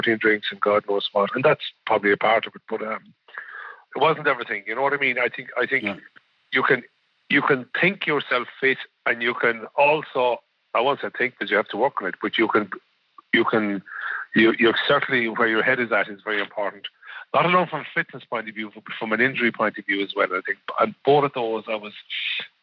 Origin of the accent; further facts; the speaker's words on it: Kerry, Munster, Ireland; growing up in Kerry